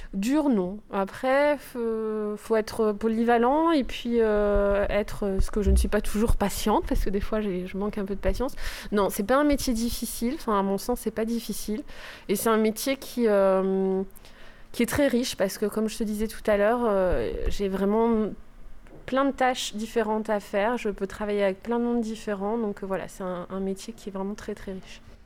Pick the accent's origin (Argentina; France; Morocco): France; the North; moved away as an adult; je suis arrivée dans une ville que je ne connaissais pas, puisque moi je viens du Nord